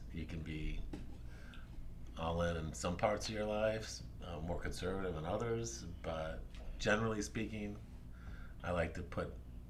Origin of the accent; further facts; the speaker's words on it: Birmingham, Alabama, United States; born there; also born or lived in Georgia; And then I was born in Birmingham, Alabama, spent 5 years there. And then my father was transferred to Georgia, where we spent 2 years there.